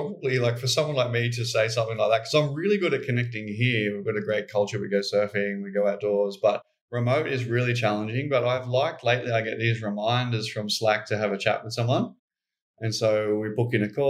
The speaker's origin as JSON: {"language": "English", "region": "Queensland", "country": "Australia", "said": "being a Queenslander"}